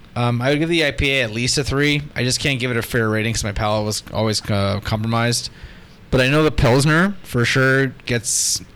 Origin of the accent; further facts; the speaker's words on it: Canadian Prairies, Canada; I'm a Canadian prairie folk, man.